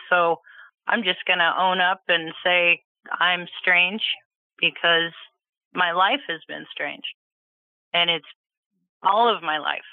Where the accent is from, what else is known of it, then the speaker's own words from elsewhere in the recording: Petaluma, California, United States; I was born in California. My parents lived in, I believe, Petaluma.